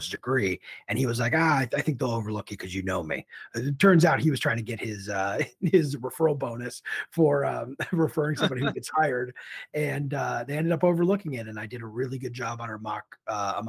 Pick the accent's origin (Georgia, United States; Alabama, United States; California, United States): California, United States; San Francisco Bay Area; also born or lived in New Jersey; I was born in New Jersey, but for the most part, I grew up in the San Francisco Bay Area